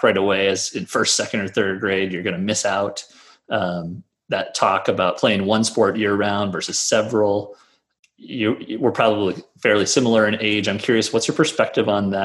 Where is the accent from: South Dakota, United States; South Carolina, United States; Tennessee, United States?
South Dakota, United States; Brookings; growing up in Brookings, South Dakota, I played multiple sports in a smaller-ish town.